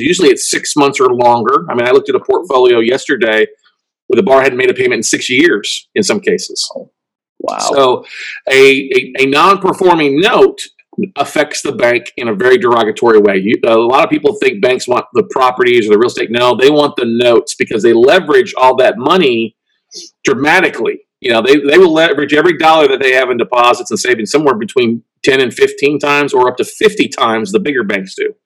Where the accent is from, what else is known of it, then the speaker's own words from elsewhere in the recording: Ingleside, Texas, United States; also born or lived in Minnesota / Corpus Christi, Texas; We lived in Corpus and moved to a small town called Ingleside